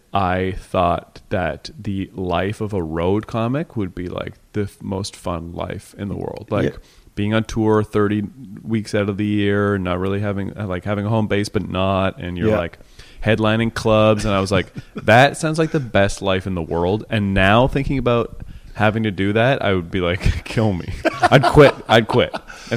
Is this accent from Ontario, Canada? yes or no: yes; Cambridge, Ontario, Canada; Cambridge, Ontario.